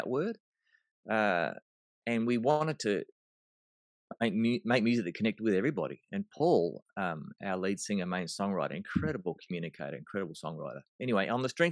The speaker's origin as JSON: {"language": "English", "town": "Melbourne", "region": "Victoria", "country": "Australia", "tie": "born or raised there", "moved": "yes", "said": "I was born in Melbourne, Australia."}